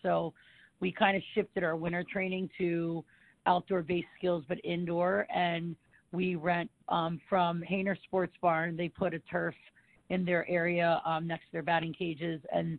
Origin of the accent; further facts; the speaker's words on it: Lancaster, Pennsylvania, United States; I was born in Lancaster, Pennsylvania, where it's kind of like a hotbed for field hockey.